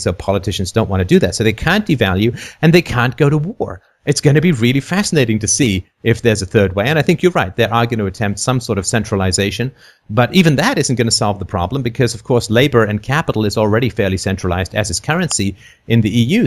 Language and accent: English; London, United Kingdom; also born or lived in Athlone, Ireland / near Toronto, Canada; now in Toronto, Canada; I lived in, in London for my, my child, most of my childhood